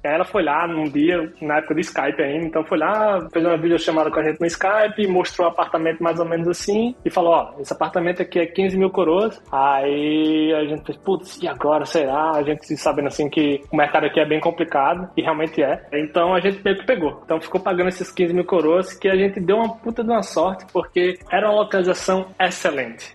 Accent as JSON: {"language": "Portuguese", "town": "Natal", "region": "Rio Grande do Norte", "country": "Brazil", "tie": "born or raised there", "also_born_or_lived": "Caicó, Brazil", "moved": "as an adult", "lives_now": "Sweden", "said": "Eu sou do interior do Rio Grande do Norte, é uma cidade chamada Caicó. Eu nasci em Natal, na verdade, mas eu morei praticamente a minha infância inteira lá em Natal."}